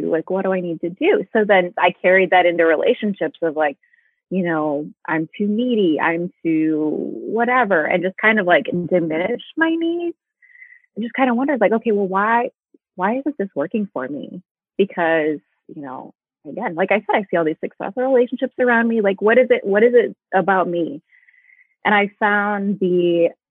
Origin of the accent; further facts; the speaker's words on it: Midwest, United States; now in Indianapolis, United States; I'm from the Midwest. I live in Indianapolis